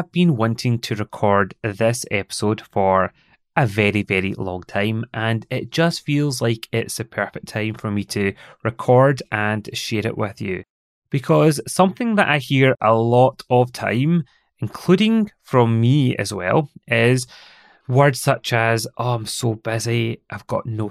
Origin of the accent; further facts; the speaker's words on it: Scotland, United Kingdom; accent: Scottish; my lovely Scottish accent